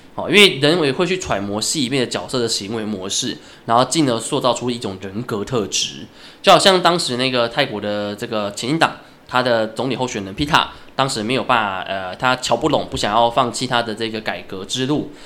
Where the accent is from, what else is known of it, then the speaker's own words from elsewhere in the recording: Taiwan; 我们台湾人可以真正地跟泰国人有一些更多的往来，跟深刻的往来